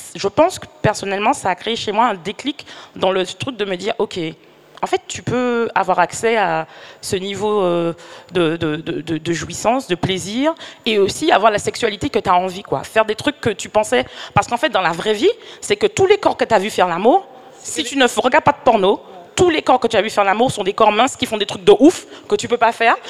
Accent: Martinique; je suis martiniquaise

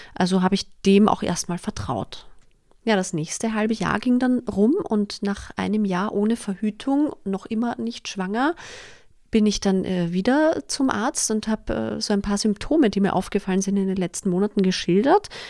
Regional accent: Vienna, Austria; Ich komme aus Wien, wie sich wahrscheinlich nicht überhören lässt, und ich lebe auch mit meinem Mann in Wien.

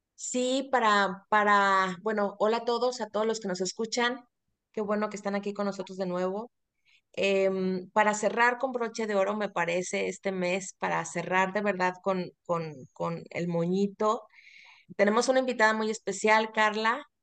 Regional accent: Mexico; mágico que tenemos los, los mexicanos

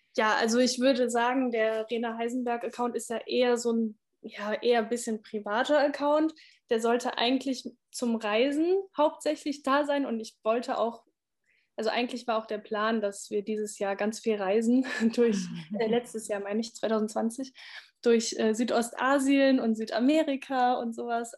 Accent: Essen, North Rhine-Westphalia, Germany; ich komme aus NRW, aus Essen

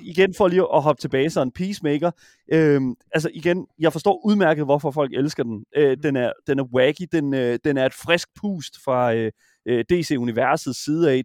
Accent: Horsens, Central Denmark Region, Denmark; jeg er fra Horsens, jeg kommer fra Horsens

